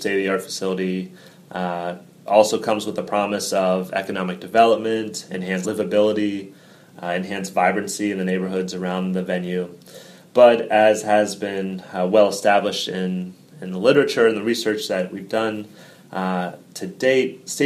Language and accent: English; Northeast Ohio, United States; now in Atlanta, United States; I grew up in Northeast Ohio, just across the river from Pennsylvania, about 90 minutes from Pittsburgh